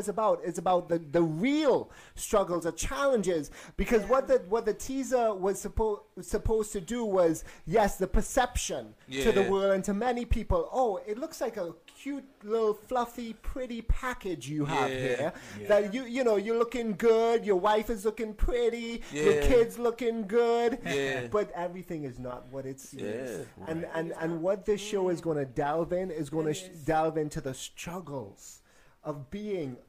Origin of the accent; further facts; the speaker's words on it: Trinidad & Tobago; now in Atlanta, United States; Let's go back to my hometown. Yeah. I got brothers and sisters, spiritual hustlers in Trinidad